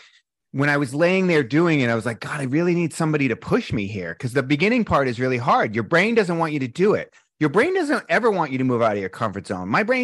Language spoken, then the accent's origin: English; East Coast, United States; it was really tough growing up in the East Coast being a sensitive guy.